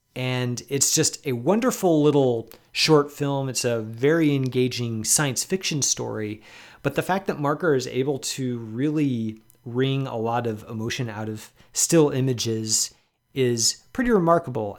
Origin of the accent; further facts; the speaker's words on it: Chicago, Illinois, United States; as a Chicagoan